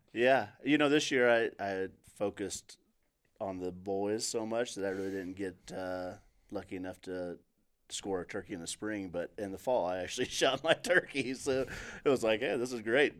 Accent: Table Rock Lake / Truman Lake, Missouri, United States; moved away; I grew up on Trubin Lake

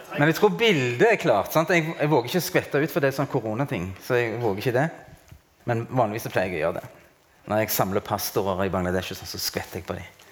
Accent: Norway; jeg er norsk og har hatt norsk pass

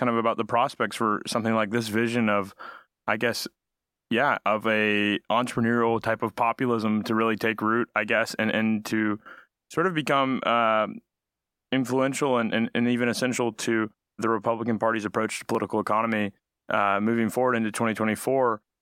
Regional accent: Alabama, United States; I'm from Alabama

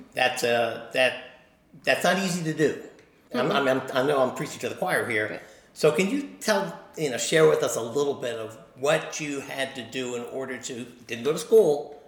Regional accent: Maryland, United States; then I went up to my home state and found some decent winemakers there. But the thing is about Virginia is I think that you got your act together as winemakers about 10 years or 15 years before Maryland.

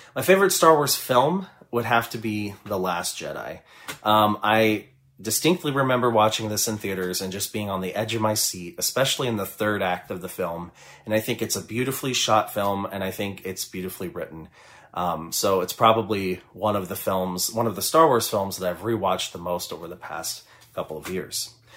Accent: Kansas City, Missouri, United States; I am from Kansas City, Missouri

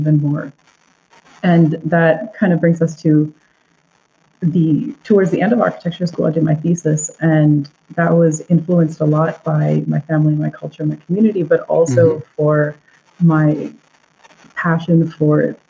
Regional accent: New Jersey, United States; I grew up in New Jersey, two Indian parents, and I am first generation Indian American

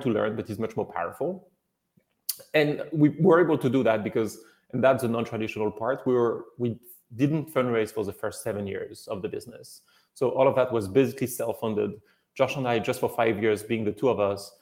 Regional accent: France; moved away as an adult; also born or lived in China; now in United States; Originally from France

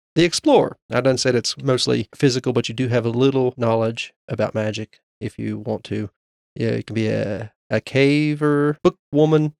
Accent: Appalachia, United States; as Appalachian residents

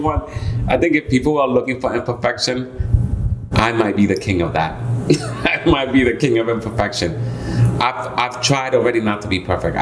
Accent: Puerto Rico; So, I mean, to know …, first I was born in Puerto Rico.

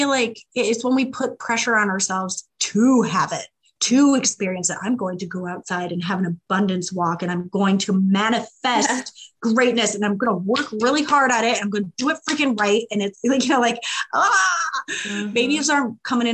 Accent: Midwest, United States; I'm from the Midwest. I'm a farm girl

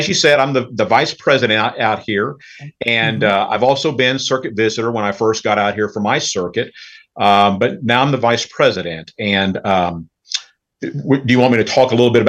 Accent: Fort Worth, Texas, United States; also born or lived in Brownwood, Texas; So I was born in Brownwood, Texas, which is in this circuit where I serve right now. So I was born in the same circuit where I serve and was baptized there at Grace in Brownwood. I grew up in Fort Worth and attended Zion Lutheran Church, and I attended parochial school there.

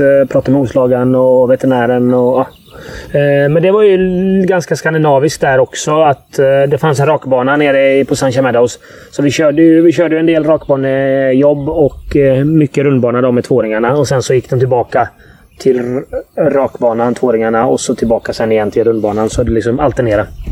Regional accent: Gothenburg, Västra Götaland, Sweden; jag växte upp på Hisingen

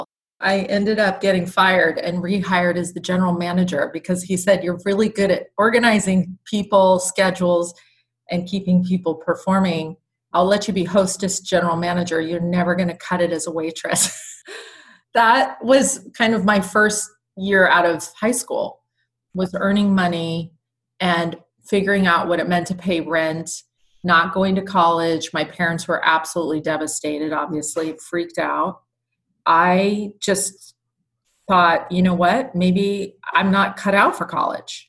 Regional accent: San Diego, California, United States; also born or lived in Tarrytown, New York; I grew up in sunny Southern California

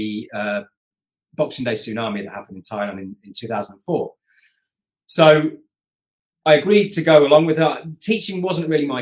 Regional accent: Coventry, West Midlands, United Kingdom; moved away; I'm originally from Coventry in the heart of England

